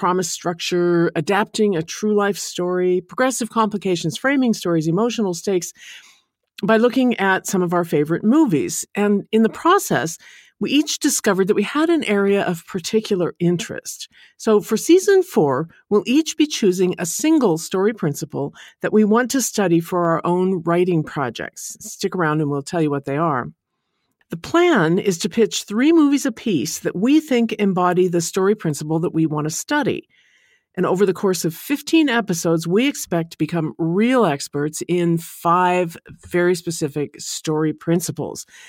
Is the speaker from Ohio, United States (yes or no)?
no; Portland, Oregon, United States; my hometown of Portland, Oregon